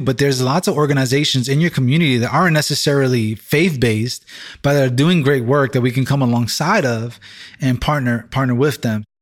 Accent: New York City, New York, United States; first language English; I'm from this community

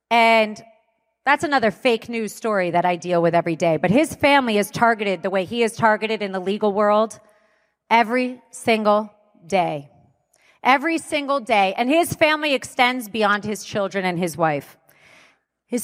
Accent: United States; And I hate to say that because I'm an American and I love this country.

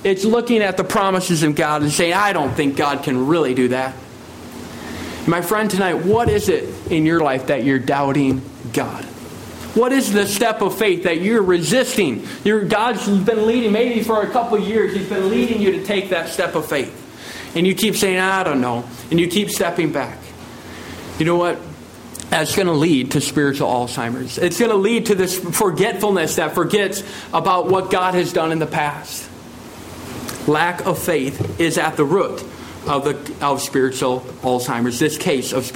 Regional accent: United States; moved away; I come from the United States

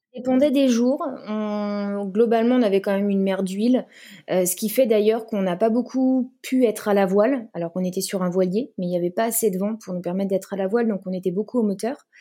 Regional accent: Brittany, France; je suis bretonne, donc euh, j'ai fait de l'optimiste quand j'étais petite euh, sur le golfe du Morbihan

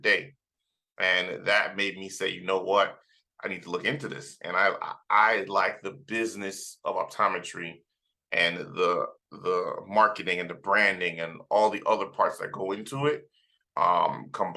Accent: South Florida, United States; also born or lived in Trinidad, Trinidad and Tobago; I was born in Trinidad in the Caribbean. And then I grew up in South Florida

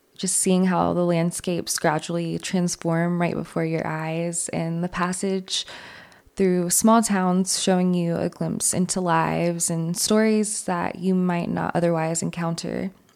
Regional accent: New York City, New York, United States; moved away; I'm from New York City

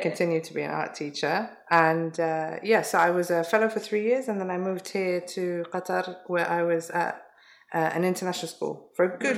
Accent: London, United Kingdom; I was mm-hmm. born and born and raised in London

